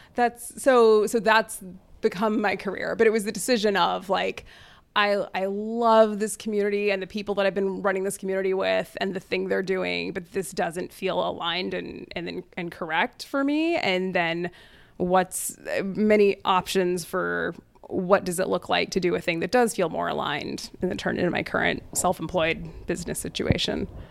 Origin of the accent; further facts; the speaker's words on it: border town with Mexico, Texas, United States; fifth generation Texan of Scottish Irish descent, raised Hindu and Episcopalian in a Catholic area. Uh, I was raised in the, on a border town with Mexico